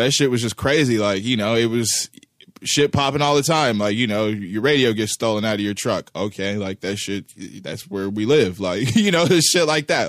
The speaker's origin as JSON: {"language": "English", "town": "Los Angeles", "region": "California", "country": "United States", "tie": "born or raised there", "also_born_or_lived": "Pacoima / Sylmar", "said": "I was born in, uh, in Van Nuys"}